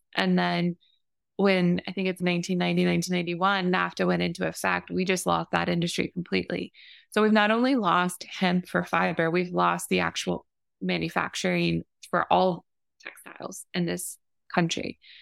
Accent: Florida, United States; growing up in Florida

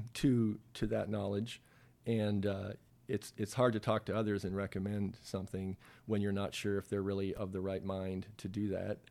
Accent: Toronto, Ontario, Canada; moved away as an adult; raised in a suburb here in Toronto, and I consider Toronto my hometown.

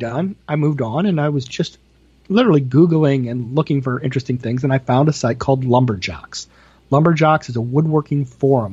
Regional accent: Iowa, United States; moved away as an adult; also born or lived in Washington, D.C. area / Martelle, Iowa; I wanted to move back to Iowa.

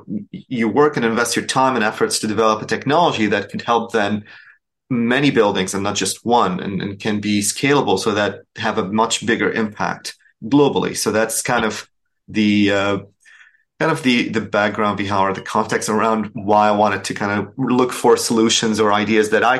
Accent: Damascus, Damascus Governorate, Syria; English is a second language; moved away as an adult; also born or lived in Dubai / Boston; now in Houston, United States; I'm originally from Syria, so I grew up in Damascus, graduated from Damascus University

